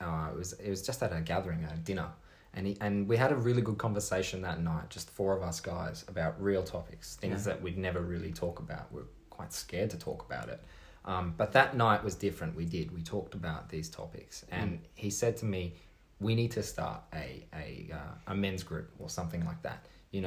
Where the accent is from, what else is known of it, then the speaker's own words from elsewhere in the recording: Sydney, New South Wales, Australia; also born or lived in Singapore; I was born in Sydney. Lived for 2 years in Singapore